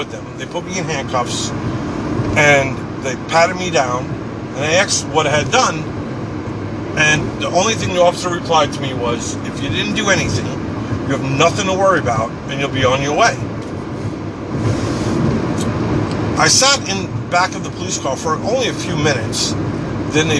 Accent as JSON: {"language": "English", "area": "Long Island, Suffolk County", "region": "New York", "country": "United States", "tie": "born or raised there", "also_born_or_lived": "Queens, New York City", "moved": "yes", "said": "I grew up in New York. I was born in Queens, New York City. And for the most part, I fairly grew up on Long Island in Suffolk County"}